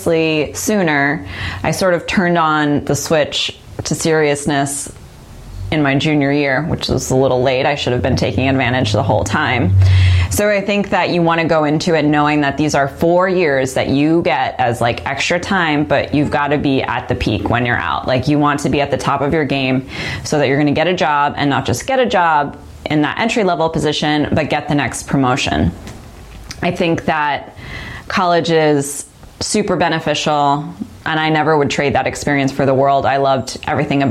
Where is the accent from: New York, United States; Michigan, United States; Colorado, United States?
New York, United States; I'm from New York, so I was able to go home and then do auditions in New York